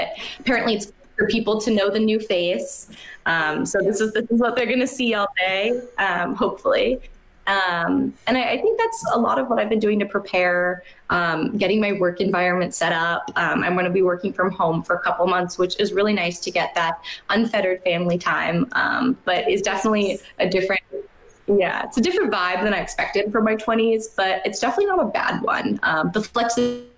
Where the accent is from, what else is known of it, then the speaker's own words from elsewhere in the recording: San Francisco, California, United States; I'm from San Francisco